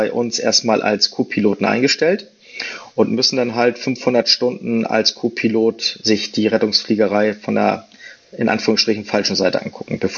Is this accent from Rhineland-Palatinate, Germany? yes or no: no; Hamburg, Germany; Ich komme original aus Hamburg, aber bevor ich dann hier wieder in Hamburg war, verging noch einige Zeit.